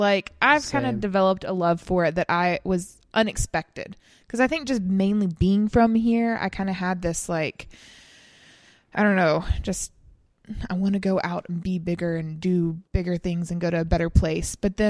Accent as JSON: {"language": "English", "region": "Alabama", "country": "United States", "tie": "born or raised there", "also_born_or_lived": "Colorado"}